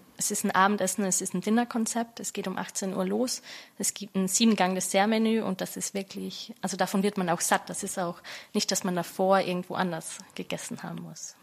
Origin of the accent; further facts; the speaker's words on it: Austria; moved away as an adult; also born or lived in London; now in Berlin, Germany; ich bin gebürtige Österreicherin